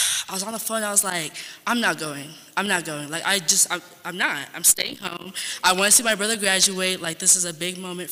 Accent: San Antonio, Texas, United States; I'm from Texas, San Antonio to be specific.

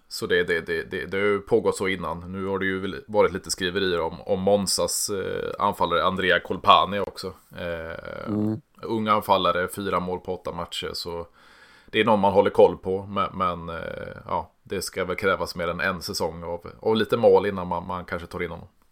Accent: Sweden; vi, vi kommer från Sverige

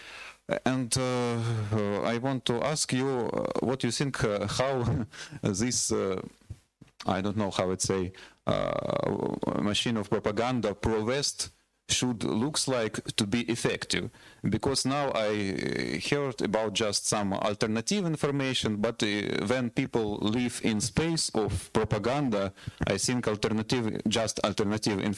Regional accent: Donetsk Oblast, Ukraine; now in London, United Kingdom; I am from Donetsk region originally

